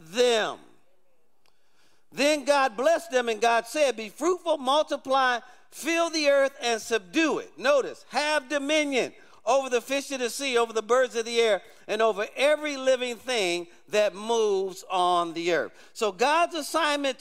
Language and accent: English; Detroit, Michigan, United States; I grew up in Detroit